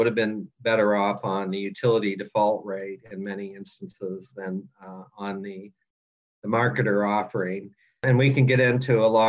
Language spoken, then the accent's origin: English; Madison, Wisconsin, United States; moved away as an adult; also born or lived in Santa Cruz, California / Seattle, Washington / Detroit, Michigan; I grew up in Madison